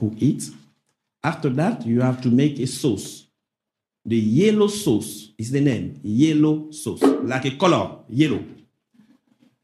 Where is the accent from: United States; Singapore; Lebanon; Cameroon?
Cameroon; first language French; English is a second language; moved away; I am from Cameroon.